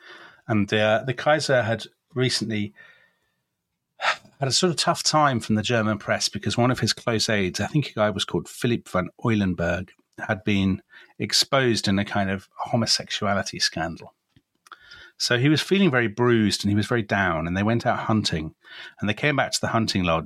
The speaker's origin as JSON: {"language": "English", "country": "United Kingdom"}